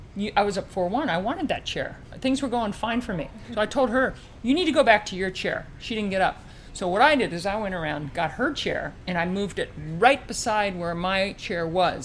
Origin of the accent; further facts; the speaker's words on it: Baltimore, Maryland, United States; growing up in Baltimore